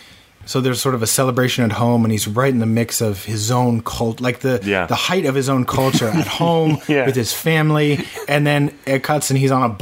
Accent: East Coast, United States; Growing up on the East Coast, you know, 96 to 2003.

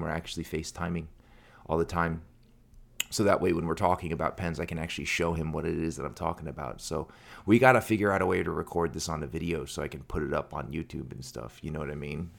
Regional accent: United States; I was born in America, and my parents didn't really do the best job teaching me to read or pronounce or speak Korean

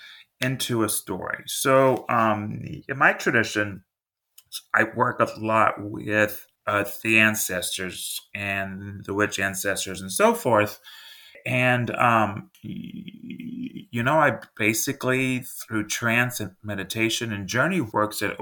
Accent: Texas, United States; I'm from Texas

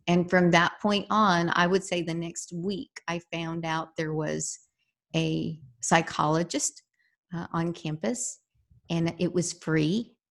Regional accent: San Antonio, Texas, United States; I grew up here in San Antonio, Texas. Uh, I am a very proud Texan.

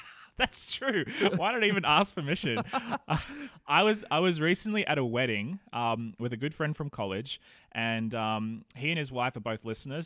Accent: Australia; now in New Zealand; Australians like you and me

